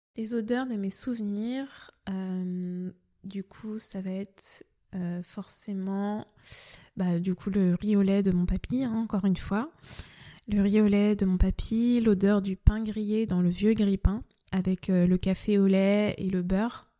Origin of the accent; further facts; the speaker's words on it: Nantes, Pays de la Loire, France; j'ai grandi donc à Nantes, je suis originaire de Nantes